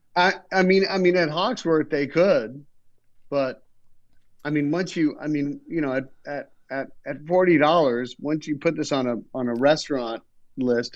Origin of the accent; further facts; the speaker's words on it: Canada; moved away; also born or lived in Los Angeles; as a Canadian